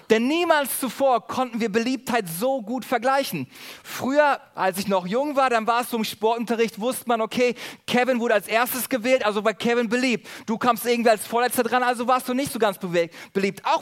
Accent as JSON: {"language": "German", "country": "Germany", "said": "Besonders in Urlaubsorten sind wir Deutsche dafür bekannt, dass wir uns über alles und jeden beschweren."}